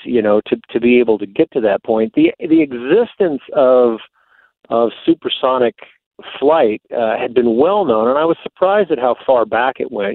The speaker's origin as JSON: {"language": "English", "region": "East Coast", "country": "United States", "tie": "born or raised there", "also_born_or_lived": "Texas", "moved": "as an adult", "said": "I grew up on the East Coast, but I went to college in Texas"}